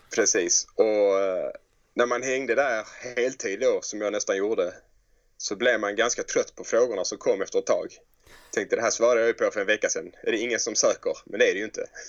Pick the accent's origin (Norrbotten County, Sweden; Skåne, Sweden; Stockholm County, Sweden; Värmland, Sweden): Skåne, Sweden; Helsingborg; Drottninghög där jag växte upp